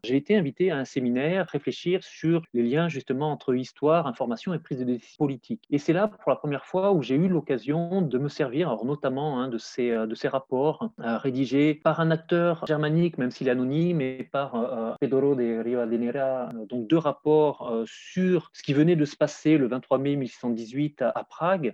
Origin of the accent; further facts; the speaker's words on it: France; je suis français, j'ai euh, travaillé pour essentiel dans un, dans un cadre académique